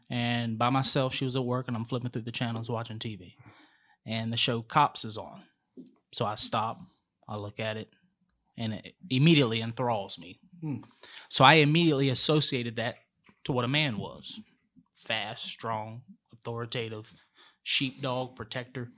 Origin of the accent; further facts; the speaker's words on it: Charlotte, North Carolina, United States; I'm from Charlotte. Mm-hmm. Uh, was raised on the east side.